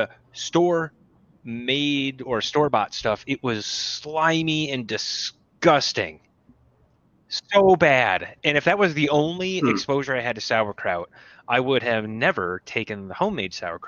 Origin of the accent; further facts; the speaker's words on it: Minnesota, United States; I'm from Minnesota